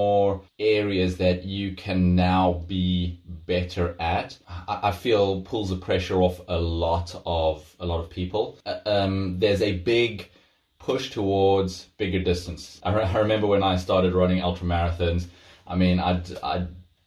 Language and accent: English; South Africa; moved away; I come from South Africa, where there's big open spaces, great place to run